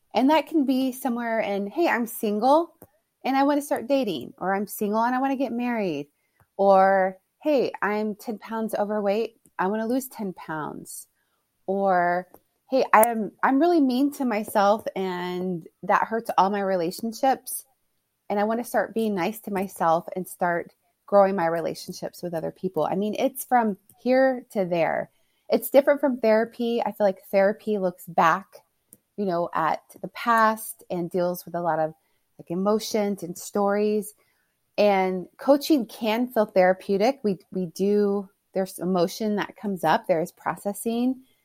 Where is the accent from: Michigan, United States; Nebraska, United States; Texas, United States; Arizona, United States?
Texas, United States; Houston; moved away as an adult; now in California, United States; I'm born and raised in Texas, in Houston.